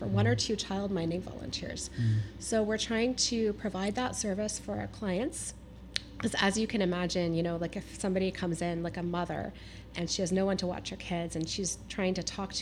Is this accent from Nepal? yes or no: no; North Vancouver, British Columbia, Canada; also born or lived in Kitsilano / Kerrisdale / Marpole / Toronto; I grew up right here in North Vancouver